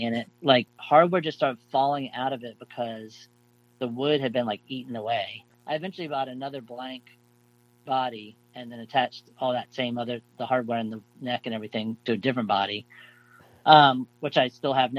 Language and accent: English; South Florida, United States; growing up in South Florida in the 70s